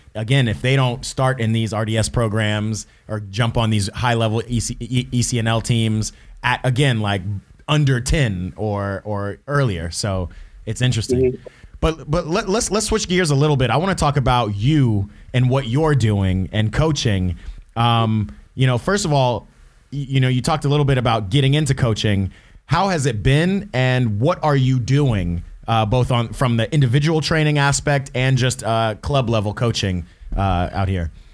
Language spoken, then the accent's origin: English; Atlanta, Georgia, United States; moved away; my hometown Atlanta